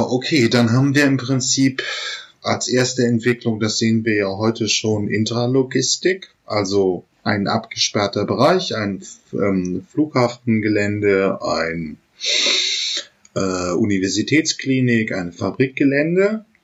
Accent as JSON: {"language": "German", "area": "the North", "region": "Northern Germany", "country": "Germany", "said": "ich komme ja hier auch aus dem Norden"}